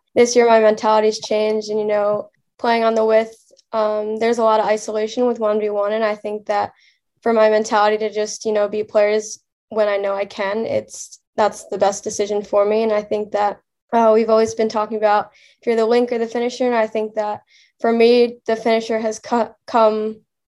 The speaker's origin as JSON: {"language": "English", "region": "New Jersey", "country": "United States", "said": "I'm obviously from New Jersey"}